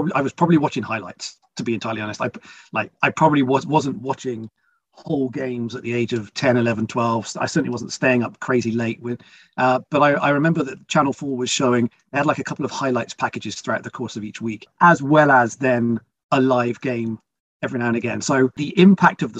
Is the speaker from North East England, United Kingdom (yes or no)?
no; Bristol, South West England, United Kingdom; moved away as an adult; also born or lived in Toronto, Canada; now in west of London, United Kingdom; I'm English, originally from a town called Bristol, on the west side of the UK